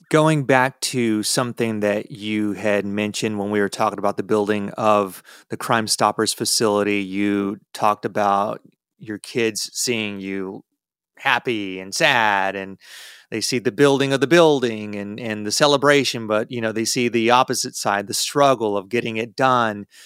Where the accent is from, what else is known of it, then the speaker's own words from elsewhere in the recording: Texas, United States; as a Texan